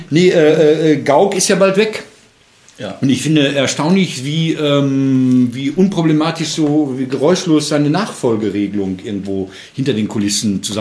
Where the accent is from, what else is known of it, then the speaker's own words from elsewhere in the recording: Marl, North Rhine-Westphalia, Germany; ist dann zur Triennale in die Kohlewäsche nach Mahl, meiner Heimatstadt, gefahren